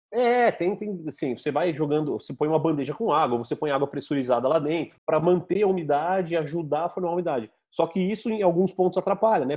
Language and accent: Portuguese; São Carlos, São Paulo, Brazil; accent: caipira; Eu falo Arkansas mesmo, que eu sou caipira de São Carlos.